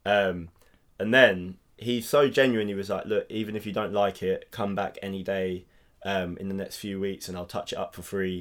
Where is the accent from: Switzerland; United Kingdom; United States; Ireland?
United Kingdom; England; I'm, I'm English.